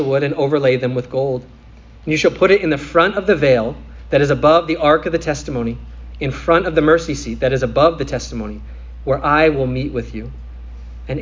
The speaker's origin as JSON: {"language": "English", "region": "Minnesota", "country": "United States", "said": "Or I'm playing goalie on the soccer field in the summer in Minnesota"}